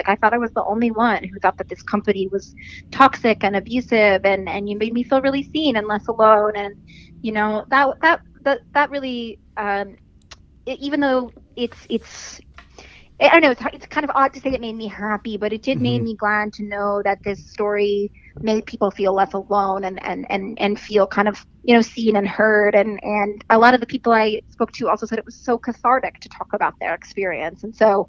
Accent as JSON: {"language": "English", "region": "Utah", "country": "United States", "also_born_or_lived": "New York", "moved": "yes", "said": "I'm actually from Utah"}